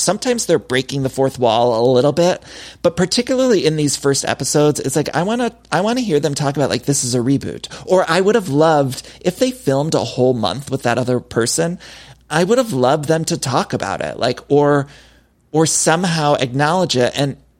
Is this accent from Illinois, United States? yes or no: no; Ohio, United States; moved away as an adult; now in Los Angeles, United States; I'm from Ohio.